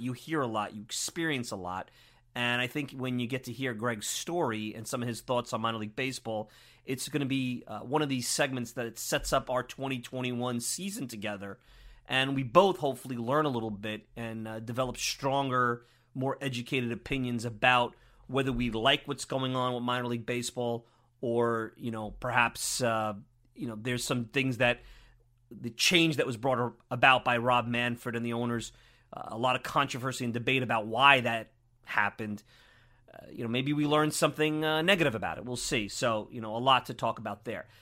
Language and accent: English; Brooklyn, New York, United States; I grew up in Brooklyn